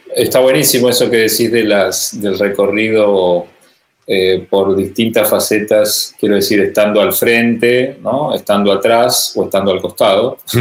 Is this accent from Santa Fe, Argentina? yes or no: yes; Rosario, Santa Fe, Argentina; desde Rosario, desde mi ciudad natal